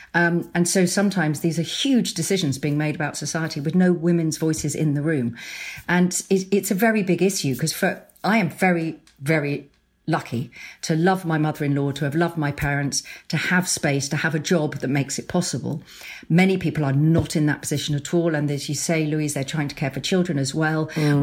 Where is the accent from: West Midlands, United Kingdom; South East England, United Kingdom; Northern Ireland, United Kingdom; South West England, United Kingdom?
South East England, United Kingdom; Sussex; also born or lived in London; we moved from London back to where we grew up in Sussex